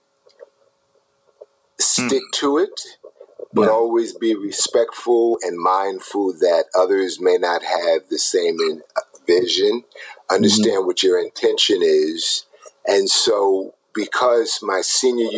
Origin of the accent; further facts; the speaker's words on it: New Jersey, United States; moved away as an adult; also born or lived in New York; now in Los Angeles, United States; I'm originally from New Jersey